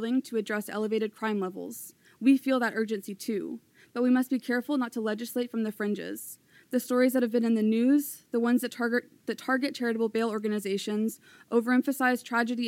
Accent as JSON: {"language": "English", "town": "Louisville", "region": "Kentucky", "country": "United States", "tie": "born or raised there", "said": "I grew up in Louisville and work here."}